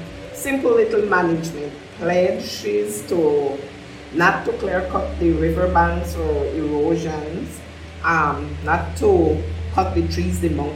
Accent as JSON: {"language": "English", "town": "St. Paul's Bank", "region": "Belize District", "country": "Belize", "tie": "born or raised there"}